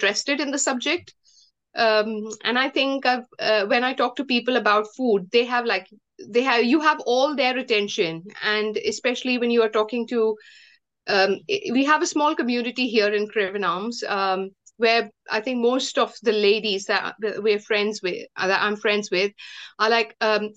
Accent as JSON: {"language": "English", "country": "India", "moved": "as an adult", "said": "I come from India, and I came to this country in 2007."}